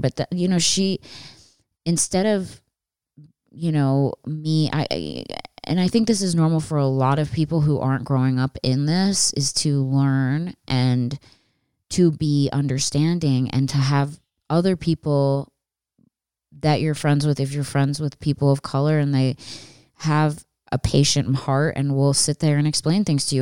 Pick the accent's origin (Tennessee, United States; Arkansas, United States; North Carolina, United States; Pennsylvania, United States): Pennsylvania, United States; outside of Philadelphia; I grew up outside of Philadelphia